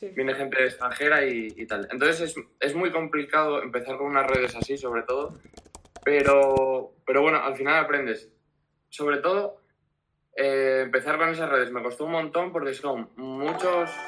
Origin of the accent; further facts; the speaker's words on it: Gijón, Asturias, Spain; vengo de Gijón, Asturias